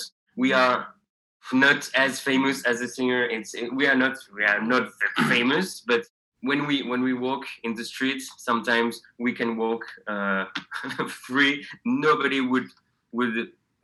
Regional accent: Alsace, Grand Est, France; English is a second language; moved away as an adult; now in Lyon, France; we are from Alsace, next to Germany, from this east part of France.

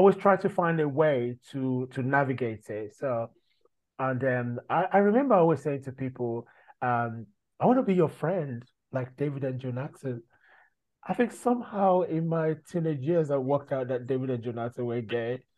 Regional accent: Nigeria; now in United Kingdom; growing up in Nigeria as an African

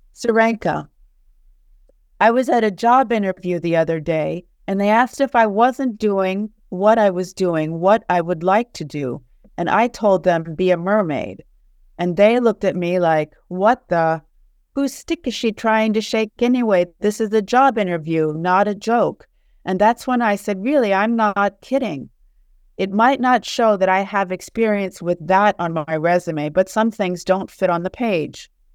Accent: Charleston, West Virginia, United States; moved away as an adult; also born or lived in Naples, Italy / United Kingdom; now in Paris, France; I grew up in the States, in Charleston, West Virginia.

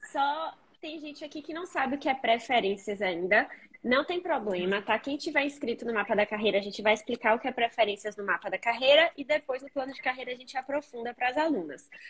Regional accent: Recife, Pernambuco, Brazil; Nossa, eu sou de Recife, né?

